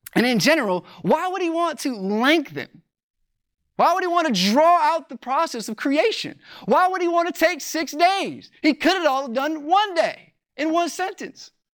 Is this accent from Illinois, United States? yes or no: yes; Joliet, Illinois, United States; moved away; my hometown, it's in Joliet, Illinois